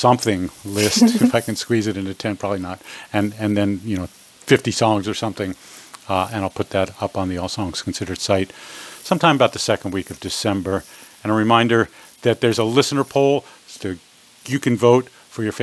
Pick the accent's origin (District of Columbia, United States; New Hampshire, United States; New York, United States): New York, United States; New York City; I'm a New Yorker. I was born in Brooklyn.